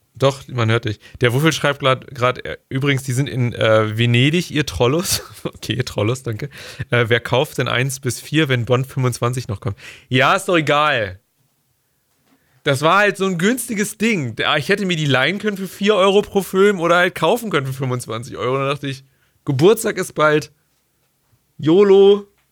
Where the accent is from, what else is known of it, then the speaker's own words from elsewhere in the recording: Germany; als Deutscher